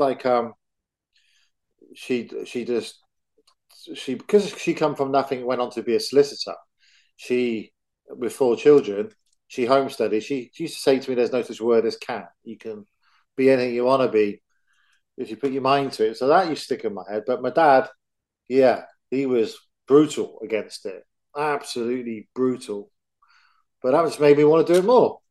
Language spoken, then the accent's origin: English; England, United Kingdom; I'm from England